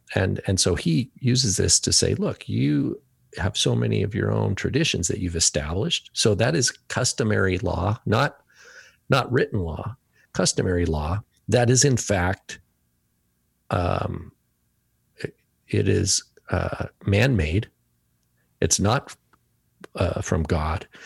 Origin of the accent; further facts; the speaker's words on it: United States; first language English; I can only speak as an American citizen 'cause I've never been, this is where I was born and this is, you know, where I b, was educated and English is my main language